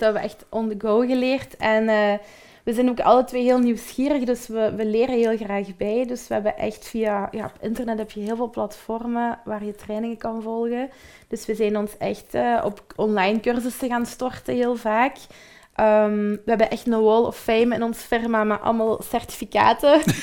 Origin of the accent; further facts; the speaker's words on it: Belgium; we zijn typische Belgen ook